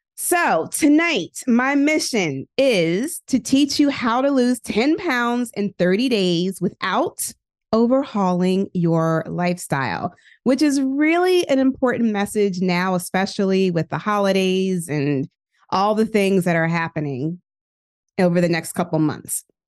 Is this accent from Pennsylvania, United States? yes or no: yes; Philadelphia, Pennsylvania, United States; also born or lived in Hampton, Virginia / Indiana; I am from West Philadelphia, born and raised. I still live in Philly